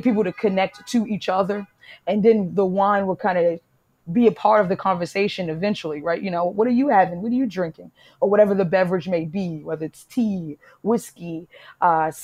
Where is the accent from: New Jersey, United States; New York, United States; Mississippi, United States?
New York, United States; New York City; moved away as an adult; also born or lived in Italy / Portugal; I'm from Harlem